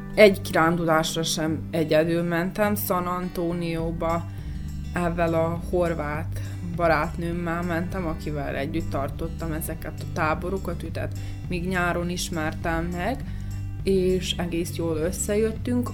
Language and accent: Hungarian; Serbia; moved away; Szerbiából jövünk